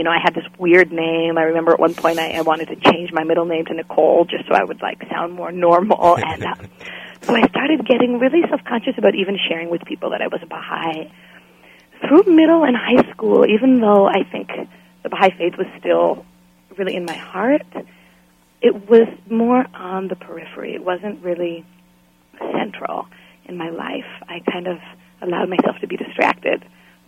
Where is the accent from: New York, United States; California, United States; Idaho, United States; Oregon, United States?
Oregon, United States; Forest Grove; I was born in Forest Grove, Oregon, lived for a few years in my early childhood in a park, actually